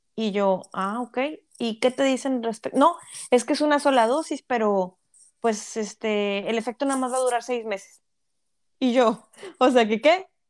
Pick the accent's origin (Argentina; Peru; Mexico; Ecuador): Mexico; moved away; somos un país tan rico en tantos recursos naturales